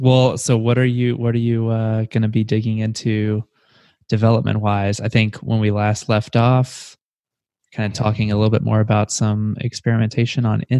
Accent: United States; I can't do the meters calculation off the top of my head because I'm an American.

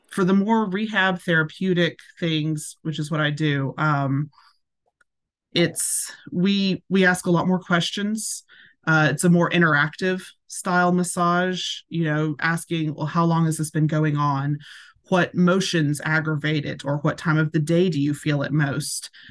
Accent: Hendersonville, Tennessee, United States; now in Portland, United States; I was raised in Hendersonville, just right on the outskirts of it.

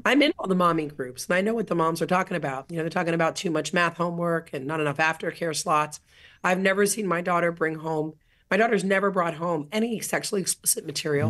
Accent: South Florida, United States; now in California, United States; I grew up in South Florida

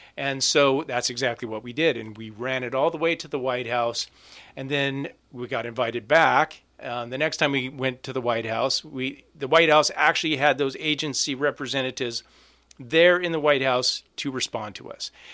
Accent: Alaska, United States; also born or lived in Ketchikan, Alaska; born and raised in Alaska, my family's lived here for years

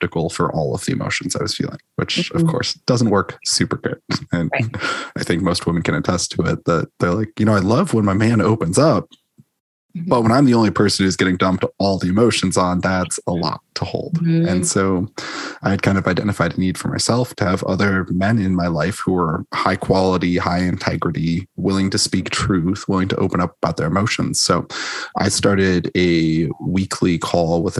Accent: Minneapolis, Minnesota, United States; the house that I'm in right now is about a block away from the house that I grew up

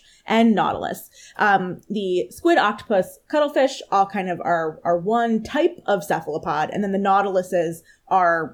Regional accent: outside of Philadelphia, Pennsylvania, United States; I grew up right outside of Philadelphia

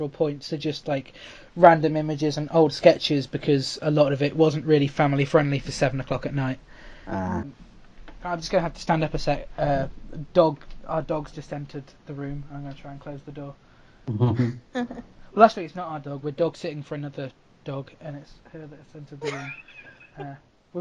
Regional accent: United Kingdom; as a Brit

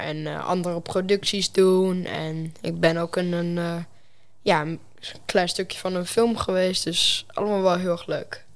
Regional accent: Enschede, Overijssel, Netherlands; ik kom uit Enschede, gewoon geboren. En ja, daar leef ik nu ook gewoon.

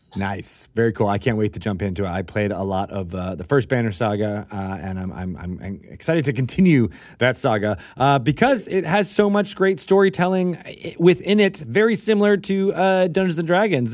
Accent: Connecticut, United States; I was uh, I was in Connecticut. I could uh, on the on the uh, Long Island Sound

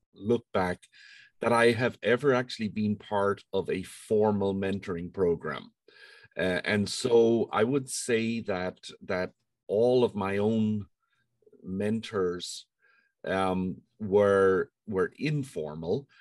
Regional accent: Ireland; moved away as an adult; I was born in Ireland and um, grew up there uh, through all of my schooling and my undergraduate degrees

